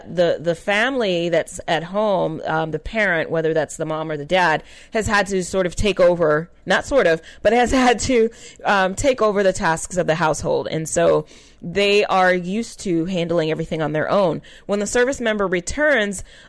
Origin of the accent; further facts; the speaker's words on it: California, United States; I'm from California.